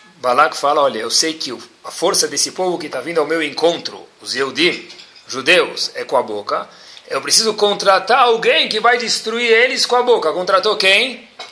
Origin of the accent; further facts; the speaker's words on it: São Paulo, Brazil; accent: paulista; a única coisa que não mudou dentro de mim acho que foi o, o sotaque, porque se ainda se mantém paulista